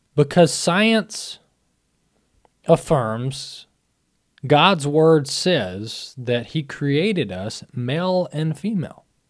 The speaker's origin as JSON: {"language": "English", "region": "Mississippi", "country": "United States", "tie": "born or raised there", "said": "Mississippi, my home state"}